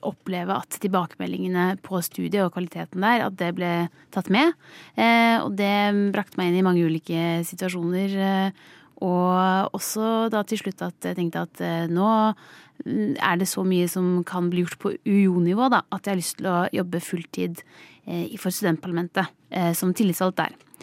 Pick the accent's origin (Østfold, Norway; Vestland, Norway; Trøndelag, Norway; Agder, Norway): Østfold, Norway; Skiptvet; Jeg kommer fra Østfold, Skiptvet, en liten kommune i Østfold. Jeg vokste opp på gård